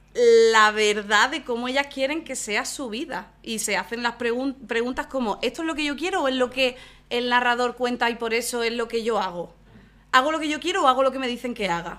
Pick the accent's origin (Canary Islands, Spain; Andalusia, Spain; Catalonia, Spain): Andalusia, Spain; Málaga; no puedo ser más de Málaga